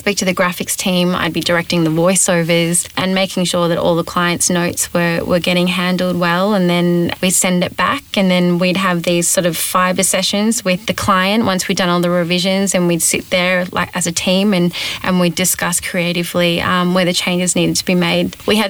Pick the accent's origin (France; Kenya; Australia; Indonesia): Australia; accent: Australian; moved away; also born or lived in Los Angeles, United States; I had an Australian accent